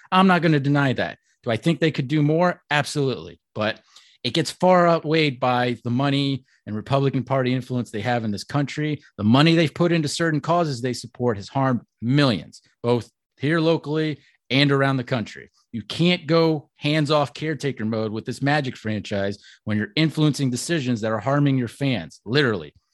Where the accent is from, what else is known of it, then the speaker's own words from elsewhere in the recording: Orlando, Florida, United States; I'm a thirty-four-year-old Greek guy, born and raised in Orlando